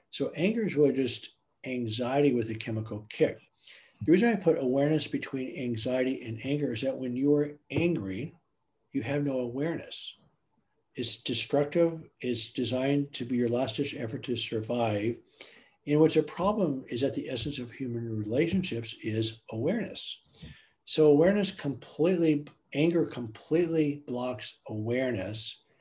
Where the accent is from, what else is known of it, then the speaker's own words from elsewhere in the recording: Germany; moved away; I grew up in Germany.